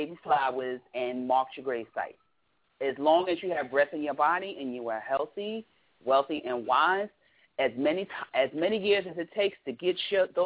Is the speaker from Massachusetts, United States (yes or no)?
no; Brooklyn, New York, United States; I'm from Brooklyn.